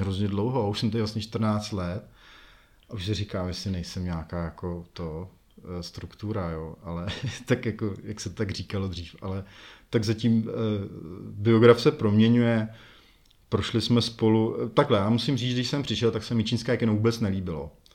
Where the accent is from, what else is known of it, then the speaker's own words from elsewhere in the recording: Semily, Liberec Region, Czechia; moved away as an adult; now in Jičín, Czechia; já jsem semilák, takže já jsem ze Semil, pro ty, co neví, tak je to liberecký kraj, je to asi 30 km odseď.